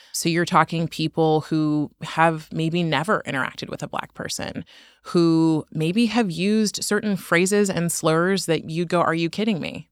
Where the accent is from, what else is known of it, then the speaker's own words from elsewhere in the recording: Oakland, California, United States; I grew up in Oakland, and Oakland is incredibly diverse